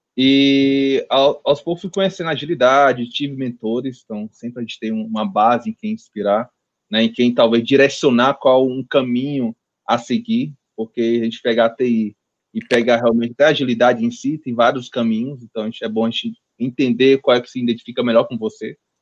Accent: Fortaleza, Ceará, Brazil; nunca saí de Fortaleza

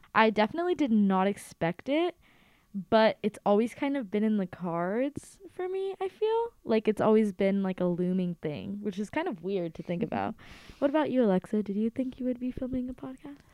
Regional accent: Los Angeles, California, United States; I am from Los Angeles, California

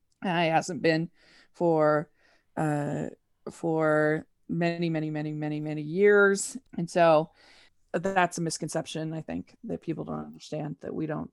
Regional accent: Draper, Utah, United States; also born or lived in Maryland; Yeah, so I am from Draper, Utah, which is about 35 minutes south of Salt Lake City. And I grew up, we moved a little bit. I lived in Utah, but then we went to Maryland, actually.

